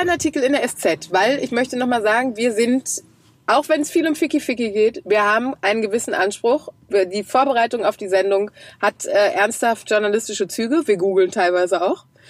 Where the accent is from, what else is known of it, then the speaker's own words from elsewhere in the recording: Krefeld, North Rhine-Westphalia, Germany; Bei uns in Krefeld